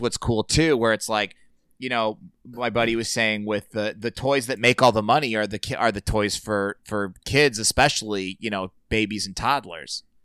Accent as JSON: {"language": "English", "area": "Merrillville", "region": "Indiana", "country": "United States", "tie": "born or raised there", "said": "I grew up in Sherryville, right next door"}